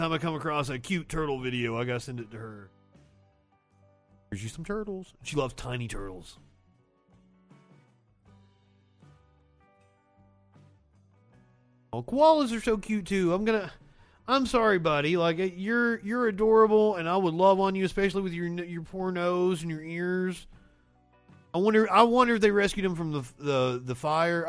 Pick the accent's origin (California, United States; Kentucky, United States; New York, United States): Kentucky, United States; also born or lived in Appalachia; now in Alabama, United States; I am a country boy. I am from Kentucky and I'm sitting in Alabama